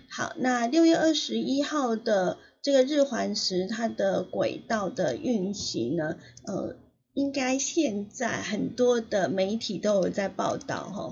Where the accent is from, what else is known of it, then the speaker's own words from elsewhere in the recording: Taiwan; also born or lived in Hualien; 我们台湾有很多很多的，有十个县市